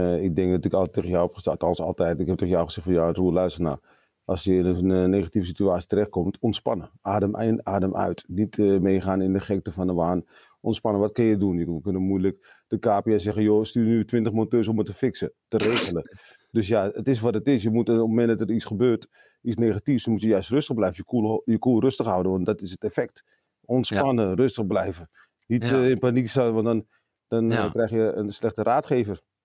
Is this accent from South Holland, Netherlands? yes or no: no; Amsterdam, North Holland, Netherlands; also born or lived in Suriname; opgegroeid in Amsterdam, Amsterdam Zuid